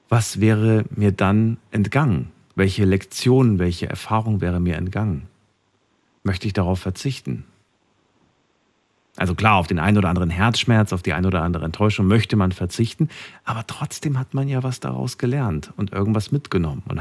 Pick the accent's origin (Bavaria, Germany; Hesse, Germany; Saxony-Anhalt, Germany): Hesse, Germany; Frankfurt; ich komme aus Frankfurt. Ich bin große Flughäfe gewöhnt.